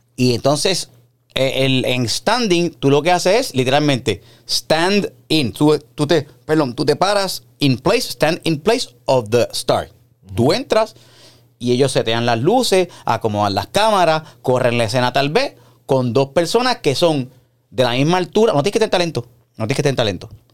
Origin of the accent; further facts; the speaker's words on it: Puerto Rico; yo soy puertorriqueño